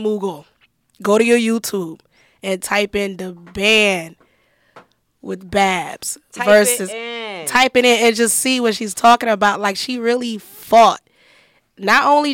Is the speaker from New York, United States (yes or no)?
no; Detroit, Michigan, United States; I'm from Detroit, and I was still in the D